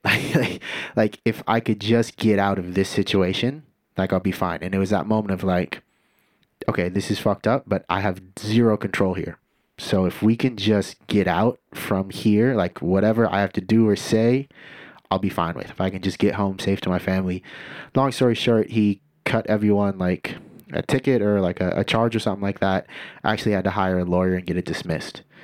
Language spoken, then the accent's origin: English; Santa Cruz, California, United States; also born or lived in Scotts Valley, California; growing up in Santa Cruz, which is predominantly white